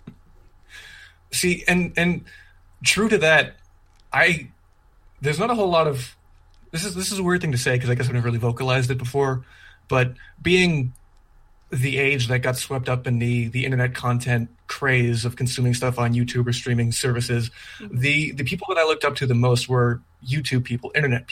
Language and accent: English; Canada; now in Alberta, Canada; I am a Canadian